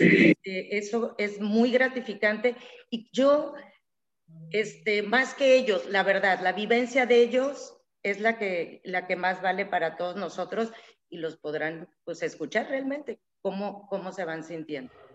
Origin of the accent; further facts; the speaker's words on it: Tabasco, Mexico; also born or lived in Mexico City; tanto mi esposo como yo somos tabasqueños